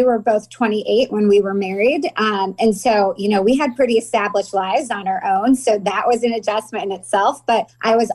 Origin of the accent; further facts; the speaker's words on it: Danville, Illinois, United States; moved away as an adult; also born or lived in Decatur, Illinois; now in California, United States; I grew up in Danville my whole life.